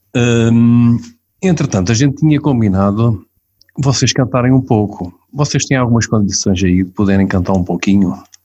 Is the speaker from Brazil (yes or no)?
no; Portugal; eu nasci lá perto, pá, nasci em Beniz